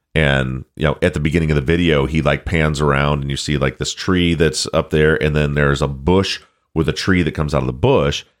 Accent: Michigan, United States; I'm from Michigan

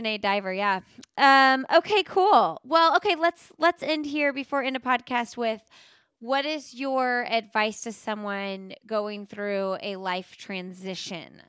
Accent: Indianapolis, Indiana, United States; now in North Carolina, United States; I'm from Indianapolis

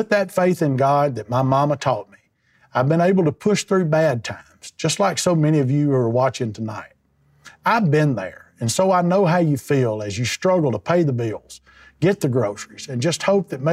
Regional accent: Nettleton, Mississippi, United States; I grew up in North Mississippi in a small town called Nettleton.

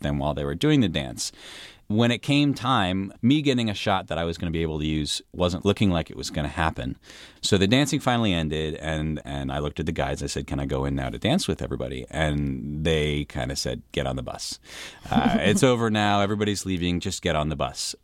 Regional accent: United States; People saw me, they knew I was American

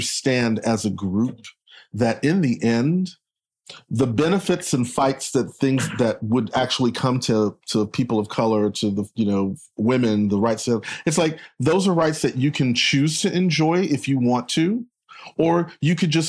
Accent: Texas, United States; I'm from Texas

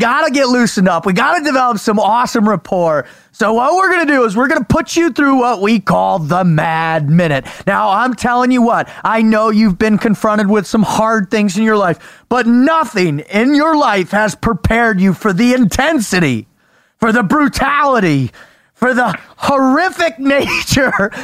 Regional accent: San Diego, California, United States; now in Texas, United States; we grew up in San Diego

